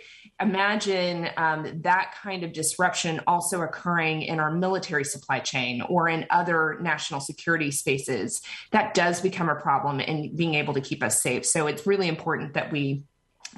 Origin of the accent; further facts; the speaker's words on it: Texas, United States; I grew up in Texas and I went to school in Austin.